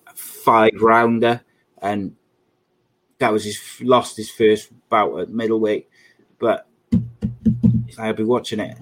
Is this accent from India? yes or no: no; Wales, United Kingdom; as a Welshman and a Brit